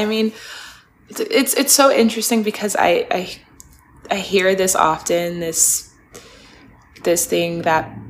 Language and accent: English; Spokane, Washington, United States; now in Los Angeles, United States; my hometown, which was so awesome. I got to shoot at all my favorite little spots that I grew up going to. I got to shoot at my high school